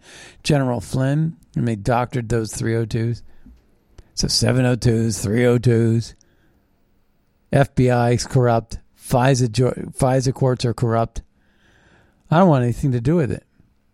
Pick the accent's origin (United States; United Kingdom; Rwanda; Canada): Canada; But I'm a Canadian. Here's my passport. Let me go to my home.